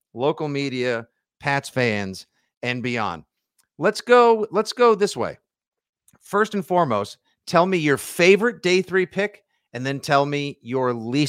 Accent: Boston, Massachusetts, United States; I take so kindly to y'all having me here since I'm from Boston.

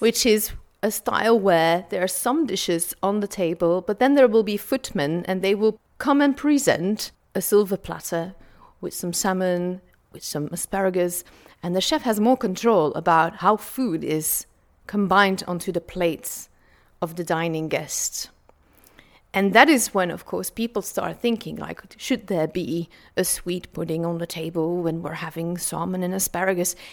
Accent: Flanders, Belgium

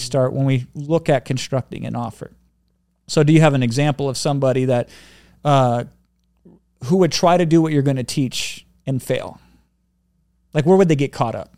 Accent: Iowa, United States; I grew up in Iowa

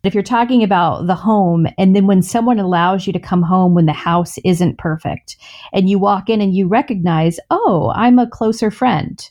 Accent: the South, United States; born or raised there

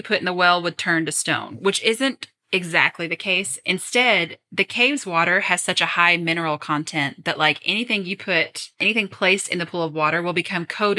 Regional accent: Kentucky, United States; we're from Kentucky.

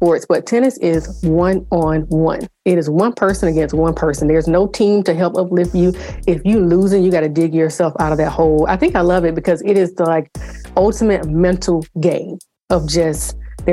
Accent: South Carolina, United States; I'm from the South. I'm from South Carolina

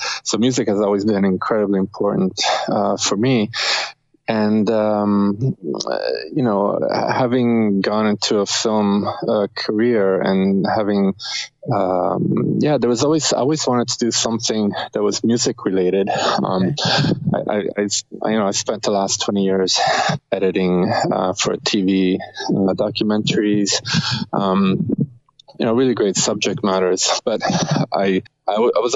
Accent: Rome, Lazio, Italy; now in Canada; we're both from Rome, Italy

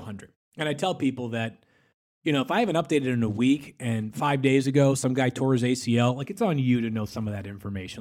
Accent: Boston, Massachusetts, United States; moved away as an adult; also born or lived in Connecticut / Kansas City; I'm from Boston, uh, outside of Boston, went to school in Connecticut

